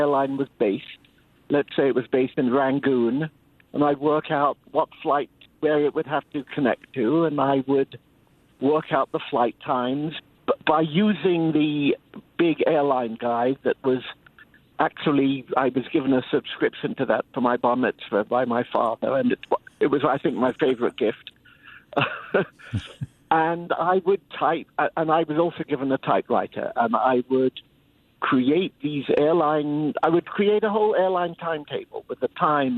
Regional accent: London, United Kingdom; I grew up in London, as you can hear

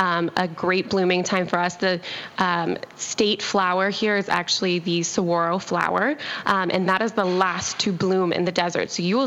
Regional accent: Tucson, Arizona, United States; now in Scottsdale, United States; I'm actually from Tucson

